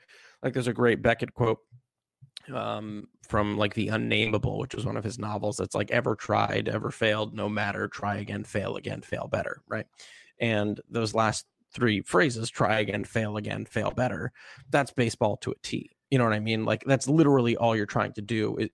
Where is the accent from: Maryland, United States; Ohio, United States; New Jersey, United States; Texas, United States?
Maryland, United States; like Ben, I grew up in Maryland, and watching Cal Ripken play as a kid is very inspiring